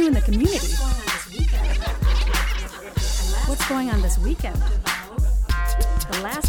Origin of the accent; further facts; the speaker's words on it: rural Illinois, United States; also born or lived in Chicago; I actually grew up, I was born in Chicago. Oh, Chicago first. Mm-hmm. And I actually grew up in rural Illinois